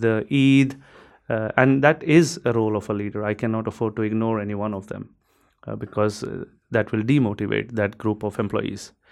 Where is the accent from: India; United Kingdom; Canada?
India; moved away as an adult; also born or lived in Europe; I'm I'm from India. I grew up uh, partly in India, but for the last uh, decade or so, I had been working in Europe